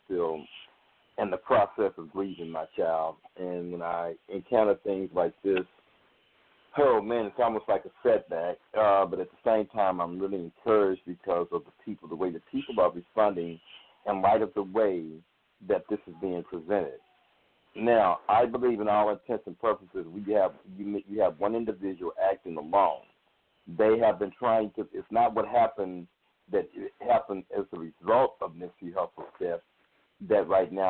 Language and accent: English; Fort Worth, Texas, United States; I'm from Fort Worth, Texas